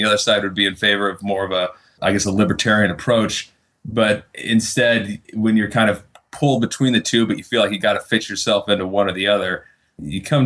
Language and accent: English; Eugene, Oregon, United States; I'm from Eugene, Oregon, fairly liberal town.